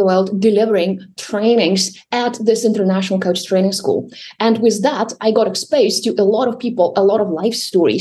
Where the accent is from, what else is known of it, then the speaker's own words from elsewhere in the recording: Russia; I was born and raised in Russia